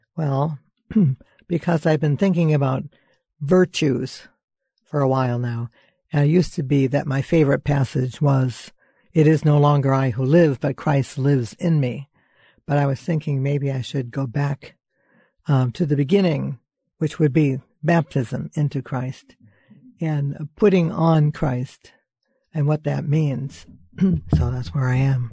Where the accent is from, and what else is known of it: Lynn, Massachusetts, United States